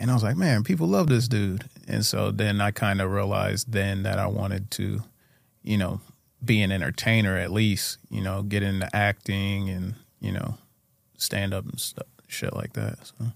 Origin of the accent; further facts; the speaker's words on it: Urbana, Ohio, United States; I grew up in Urbana, Ohio